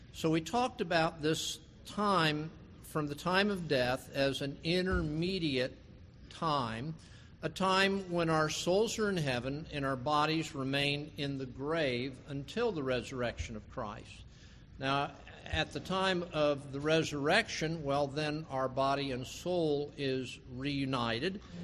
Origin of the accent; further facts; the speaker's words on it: West Palm Beach, Florida, United States; as a child growing up in West Palm Beach